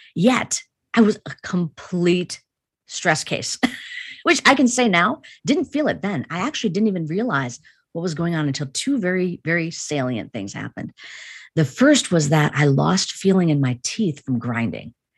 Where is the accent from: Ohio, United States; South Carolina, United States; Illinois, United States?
Illinois, United States; Chicago; I grew up in an Indian family in the United States, in, in Chicago